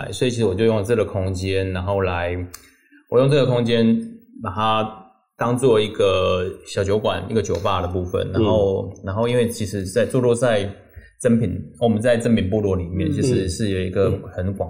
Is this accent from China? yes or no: no; Taipei, Taiwan; moved away as an adult; now in Changbin, Taiwan; 其实我是个台北人。